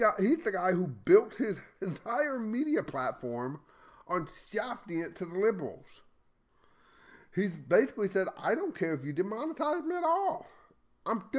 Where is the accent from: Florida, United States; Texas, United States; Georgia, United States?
Texas, United States; I'm a Texan. That's part of my culture